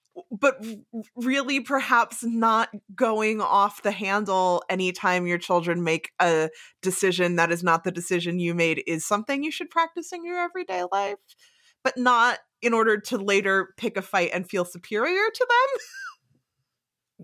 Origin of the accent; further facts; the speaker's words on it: New Jersey, United States; moved away as an adult; also born or lived in New York State; having grown up in New Jersey